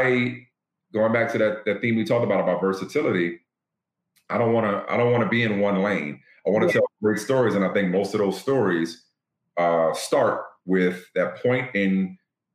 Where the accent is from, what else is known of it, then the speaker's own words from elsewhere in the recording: New Orleans, Louisiana, United States; my hometown in New Orleans